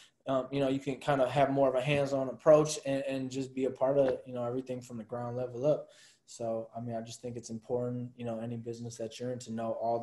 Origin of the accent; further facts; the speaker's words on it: Milwaukee, Wisconsin, United States; We're all from Milwaukee